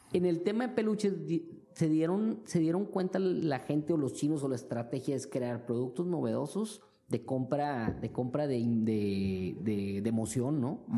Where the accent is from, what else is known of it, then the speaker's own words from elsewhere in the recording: Mexico; now in China; como mexicanos